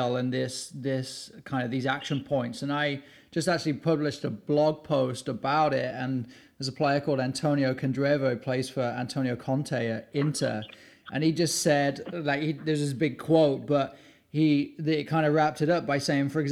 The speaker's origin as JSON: {"language": "English", "region": "England", "country": "United Kingdom", "tie": "born or raised there", "said": "growing up in England"}